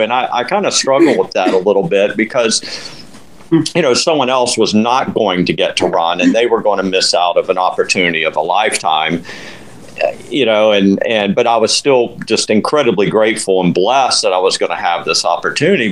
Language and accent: English; Winter Haven, Florida, United States; also born or lived in Colorado / Lakeland, Florida; I'm from Winter Haven